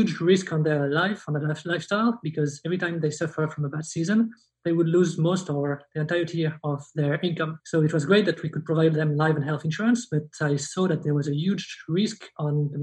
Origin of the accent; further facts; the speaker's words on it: southern France, France; moved away; also born or lived in Luxembourg; I was born in Luxembourg. I lived a bit in both. I would say mostly in France, south of France.